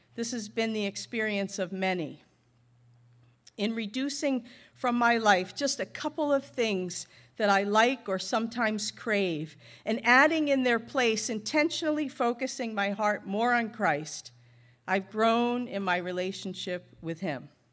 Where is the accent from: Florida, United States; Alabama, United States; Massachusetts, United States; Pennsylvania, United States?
Massachusetts, United States; North Shore of Boston; moved away; I grew up in Massachusetts on the north shore of Boston